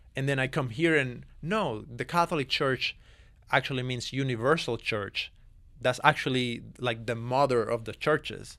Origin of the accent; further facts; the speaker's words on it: Cuba; moved away; born and raised in Cuba